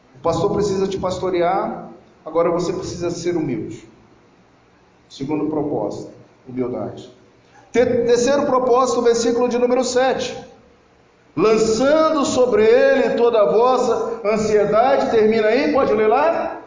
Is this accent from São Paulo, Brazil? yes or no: no; Petrópolis, Rio de Janeiro, Brazil; moved away; also born or lived in Lago Azul; Lá na minha cidade mesmo, lá em Petrópolis